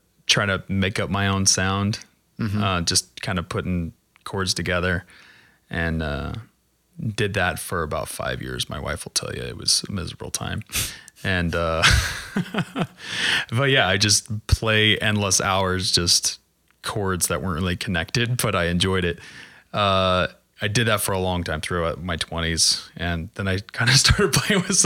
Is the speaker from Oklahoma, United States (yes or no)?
yes; Broken Arrow, Oklahoma, United States; also born or lived in New Mexico / Florida / Indiana; I'm from Broken Arrow originally. Then we moved to New Mexico when I was a kid for 4 or 5 years. And then we moved back to Oklahoma and back to Broken Arrow, and I graduated from there.